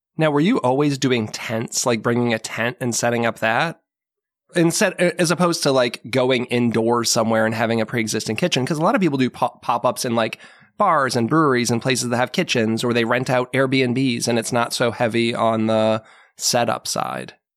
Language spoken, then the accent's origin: English; Marlborough, Massachusetts, United States; moved away as an adult; I grew up in Marlboro, Mass